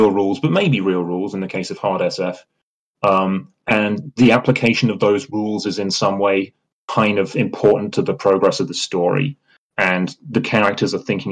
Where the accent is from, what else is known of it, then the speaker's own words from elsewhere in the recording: United Kingdom; I'm British